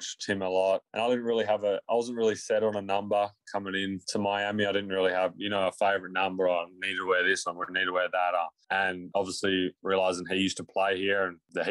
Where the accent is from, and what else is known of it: Australia; moved away